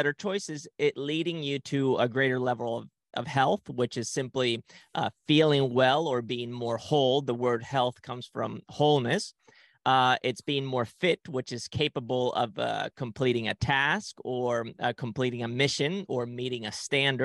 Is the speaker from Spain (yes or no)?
yes; Spain; moved away; also born or lived in Ecuador; at a very young age, my family and I, we moved to Ecuador and then to Spain. So I grew up in Spain and I didn't speak the language